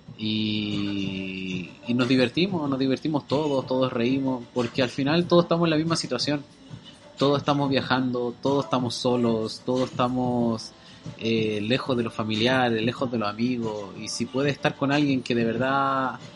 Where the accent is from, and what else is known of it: Chile; moved away as an adult; now in Auckland, New Zealand